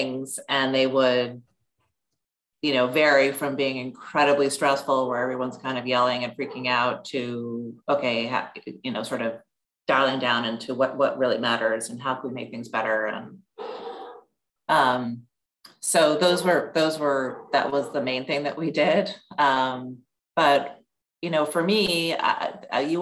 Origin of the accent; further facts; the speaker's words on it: New York City, New York, United States; when I was a kid growing up on the Upper West Side of New York